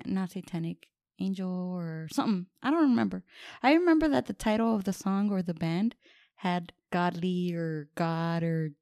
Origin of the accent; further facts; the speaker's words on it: Southwest, United States; And then I lived, I grew up in the Southwest or whatever.